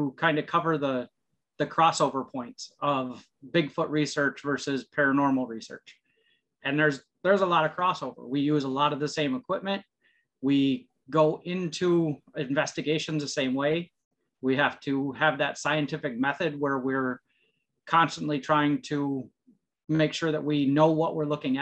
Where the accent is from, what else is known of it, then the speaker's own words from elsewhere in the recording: Saginaw, Michigan, United States; now in Upper Peninsula, Michigan, United States; I'm originally from Lower Michigan. I'm actually originally from Saginaw